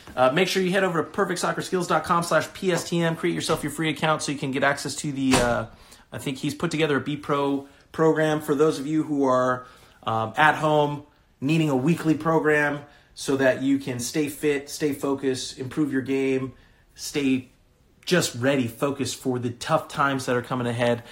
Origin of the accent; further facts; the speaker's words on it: California, United States; moved away; I'm from California originally.